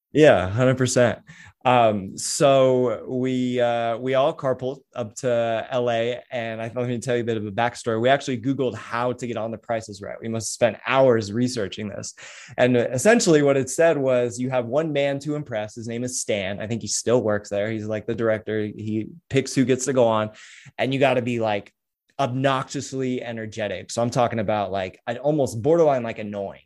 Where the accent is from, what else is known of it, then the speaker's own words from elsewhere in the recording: San Diego, California, United States; also born or lived in Huntington Beach; I'm from San Diego